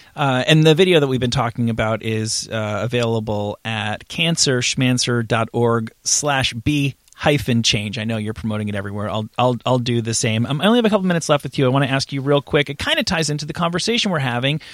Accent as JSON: {"language": "English", "region": "East Coast", "country": "United States", "said": "I'm from the East Coast."}